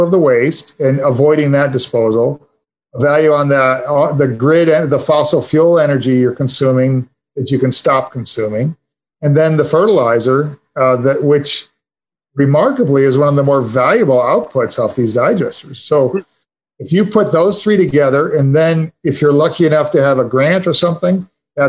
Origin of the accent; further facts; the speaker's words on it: Detroit, Michigan, United States; moved away as an adult; also born or lived in Purdue (Indiana); now in Washington, United States; I grew up in Detroit